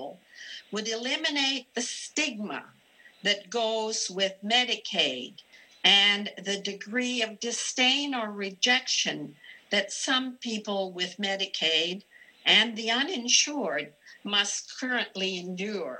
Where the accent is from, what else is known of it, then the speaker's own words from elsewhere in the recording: Canada; now in Kentucky, United States; I'm originally Canadian.